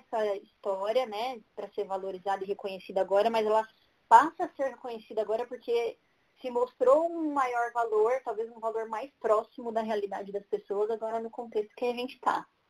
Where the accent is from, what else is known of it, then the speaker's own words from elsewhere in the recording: São Paulo, Brazil; also born or lived in Guarulhos; sou aqui da cidade de São Paulo. É, eu moro aqui desde sempre, exceto no meu primeiro ano de vida, que meus pais me tiveram e moraram lá em Guarulhos.